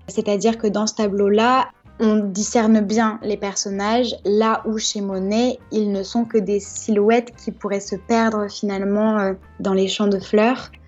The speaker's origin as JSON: {"language": "French", "town": "Giverny", "region": "Normandy", "country": "France", "tie": "born or raised there", "said": "avoir passé mon enfance à Giverny"}